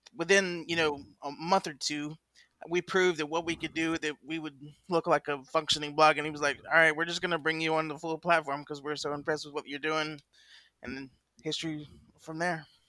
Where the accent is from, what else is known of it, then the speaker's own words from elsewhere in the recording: Augusta, Georgia, United States; accent: Southern; also born or lived in Columbia, South Carolina; I was born and raised in Augusta, Georgia, where I live now